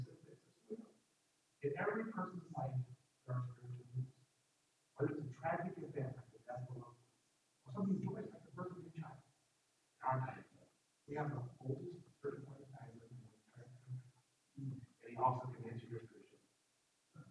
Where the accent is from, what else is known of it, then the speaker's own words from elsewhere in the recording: United States; moved away as an adult; also born or lived in Estonia; I'm an American